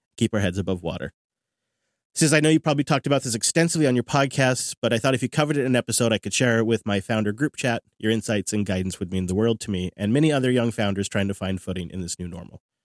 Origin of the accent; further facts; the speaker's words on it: Seattle, Washington, United States; right here in my hometown at the Seattle Convention Center